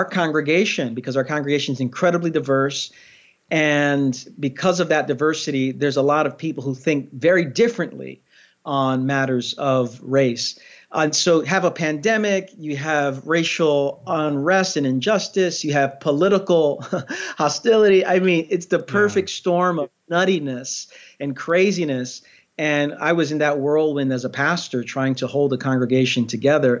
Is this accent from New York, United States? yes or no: yes; New York City, New York, United States; also born or lived in Queens, New York; I'm from Brooklyn. Our church is in Queens, but I lived the first 34 years of my life in Brooklyn, the last 8 years in Queens